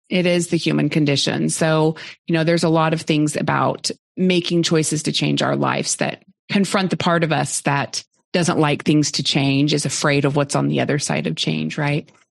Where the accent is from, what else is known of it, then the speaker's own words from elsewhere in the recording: Oklahoma, United States; now in Austin, United States; I grew up in Oklahoma